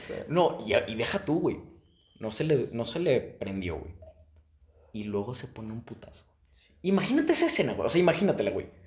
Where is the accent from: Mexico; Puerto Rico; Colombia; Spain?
Mexico; Guanajuato; Yo soy de Guanajuato